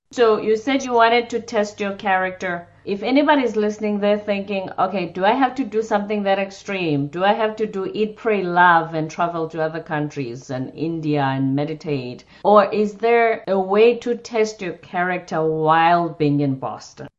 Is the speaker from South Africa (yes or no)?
yes; South Africa; moved away; I'm from South Africa